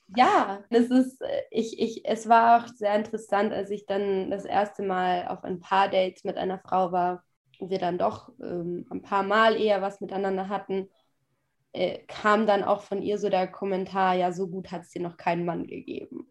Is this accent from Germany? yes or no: no; a village in western Austria, Austria; also born or lived in Sweden; now in Vienna, Austria; ich komme ja ursprünglich nicht aus Wien, sondern aus einem Kuhdorf im Westen Österreichs.